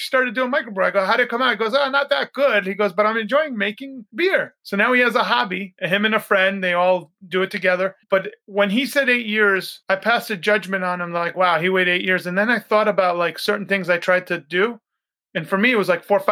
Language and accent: English; Oyster Bay, New York, United States; when I was a kid growing up in New York, I grew up by Teddy Roosevelt's house, Sagamore Hill